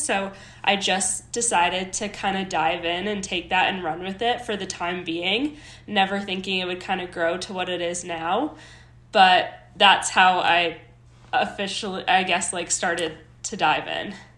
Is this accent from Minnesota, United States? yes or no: yes; Minnesota, United States; moved away as an adult; now in Colorado, United States; I was born and raised in Minnesota.